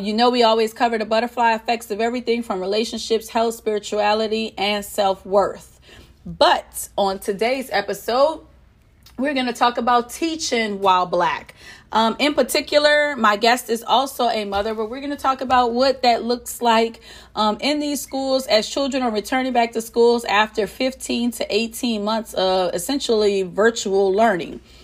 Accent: New Orleans, Louisiana, United States; now in Houston, United States; I hail from New Orleans, but I'm currently residing in Houston, Texas

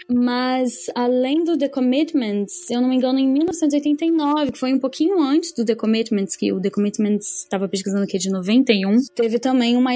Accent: Dublin, Leinster, Ireland; eu nem sabia, e olha que eu sou de Dublin.

